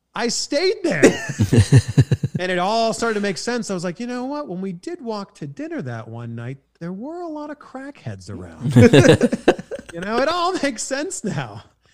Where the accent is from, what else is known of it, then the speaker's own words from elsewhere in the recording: Canada; accent: Canadian; now in California, United States; So I'm happy being a Canadian that lives in California.